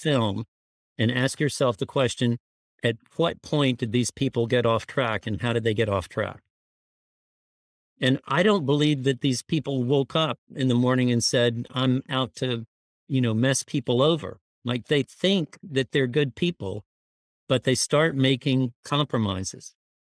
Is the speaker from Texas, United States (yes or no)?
yes; Houston, Texas, United States; I was raised in Houston, which was the hometown of Enron.